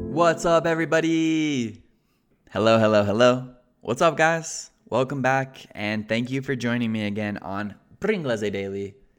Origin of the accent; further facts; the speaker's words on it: Colorado, United States; I'm from Colorado, and the most famous part about Colorado is the mountains. The mountains here are called Rocky Mountains, Les montagnes rocheuses, And the Rocky Mountains are synonymous with Colorado. Colorado is the Rocky Mountains. So, in other words, I grew up in this context